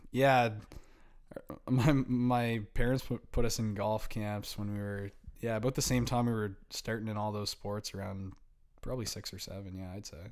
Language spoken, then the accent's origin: English; Halifax, Nova Scotia, Canada; growing up in Halifax